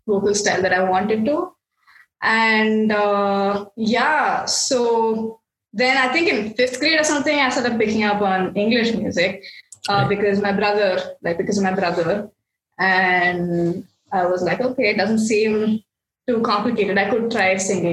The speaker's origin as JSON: {"language": "English", "town": "Bangalore", "region": "Karnataka", "country": "India", "said": "I'm from Bangalore and I am an artist."}